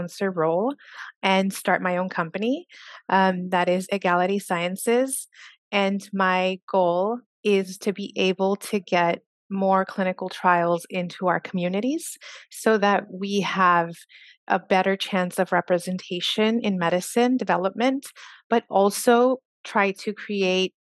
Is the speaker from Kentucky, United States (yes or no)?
no; Socorro, Texas, United States; I am originally from Socorro, Texas. That is a very rural community outside El Paso, Texas.